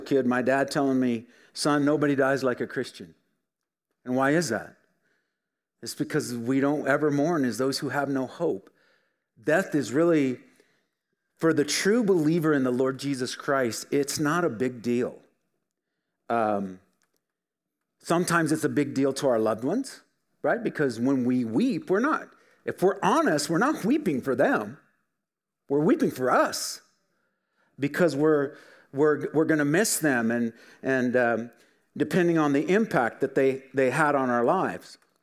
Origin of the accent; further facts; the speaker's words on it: Filer, Idaho, United States; We grew up in Filer, just down the road.